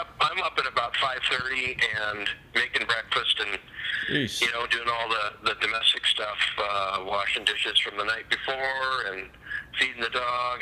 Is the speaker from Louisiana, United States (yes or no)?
no; St. Louis, Missouri, United States; now in Minnesota, United States; where I grew up in St. Louis